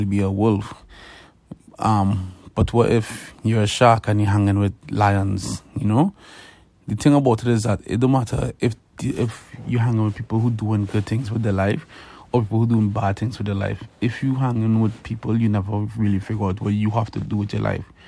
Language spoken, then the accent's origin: English; Trinidad & Tobago; moved away as an adult; now in Canada; I'm from Trinidad and Tobago. I came to Canada in 2011